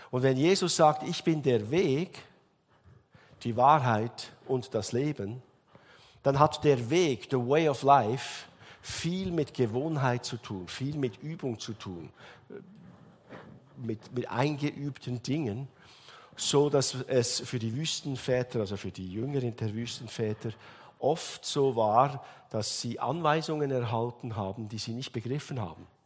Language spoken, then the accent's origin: German; Switzerland; Bei uns in der Schweiz sagen wir Gotthard Simplon.